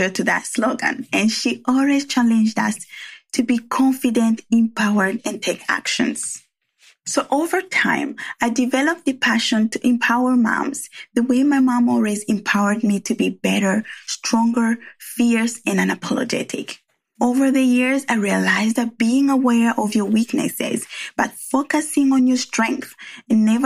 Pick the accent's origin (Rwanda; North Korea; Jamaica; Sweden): Rwanda; English is a second language; now in San Francisco Bay Area, United States; where my accent comes from. Well, I was born and raised in Rwanda